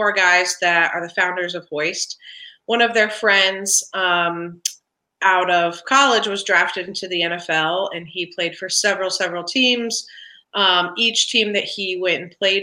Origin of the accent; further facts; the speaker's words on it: Columbus, Ohio, United States; moved away as an adult; now in Cincinnati, United States; I grew up in Columbus, and then I moved to Cincinnati